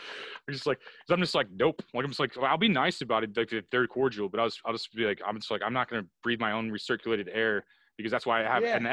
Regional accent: O'Fallon, Missouri, United States; now in Huntsville, United States; hating my hometown as a kid. I'm like, man, I need to get out of O'Fallon

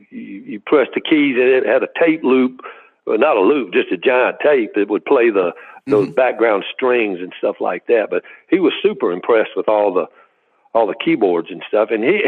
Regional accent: Mississippi, United States; moved away; growing up in Mississippi, the characters I knew, the musical influences

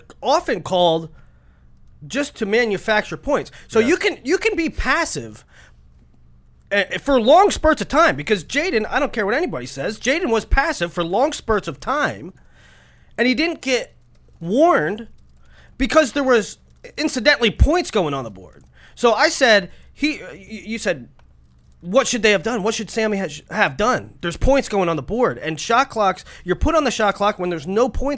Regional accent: United States; I don't think that it's because I'm American and I'm used to watching folk.

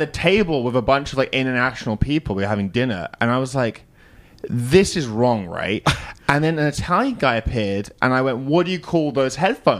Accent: United Kingdom; accent: British; as a British person.

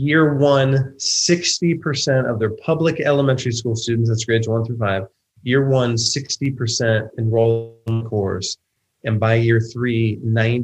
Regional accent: Van Wert, Ohio, United States; my hometown of Van Wert, Ohio

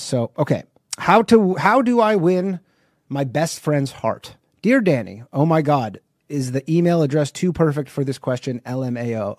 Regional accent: Canada; I'm not from America. I'm from Canada

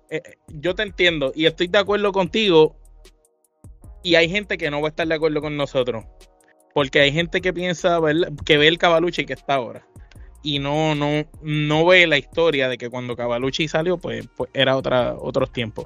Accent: Puerto Rico; nosotros somos de Puerto Rico

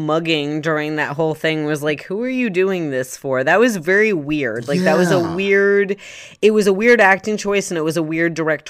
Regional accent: Savannah, Georgia, United States; so the dirt mall looks exactly like where I grew up outside of Savannah, Georgia.

